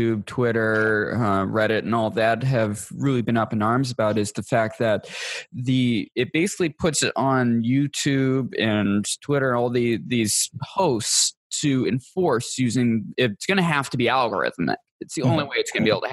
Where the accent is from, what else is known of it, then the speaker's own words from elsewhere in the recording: United States; as an American